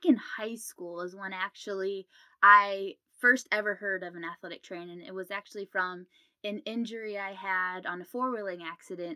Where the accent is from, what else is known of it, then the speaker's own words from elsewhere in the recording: Canton, Ohio, United States; moved away as an adult; now in Columbus, United States; So I'm originally from Canton, Ohio, which is about 2 hours north of Columbus. So I'm currently in Columbus